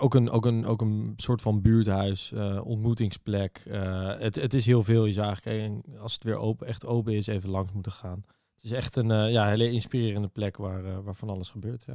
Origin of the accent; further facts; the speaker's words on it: Amsterdam, North Holland, Netherlands; Ik ben geboren en getogen in Amsterdam, 25 jaar.